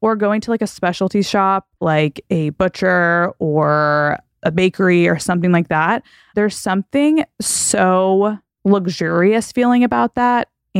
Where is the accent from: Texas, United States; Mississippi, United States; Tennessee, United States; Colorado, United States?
Texas, United States; I grew up in Texas and I went to college in Texas. Like Texans, we're kind of wild.